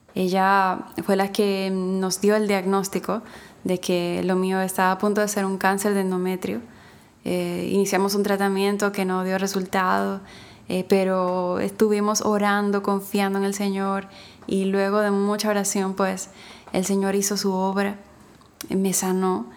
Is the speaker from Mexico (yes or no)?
no; Dominican Republic; aquí en mi país, República Dominicana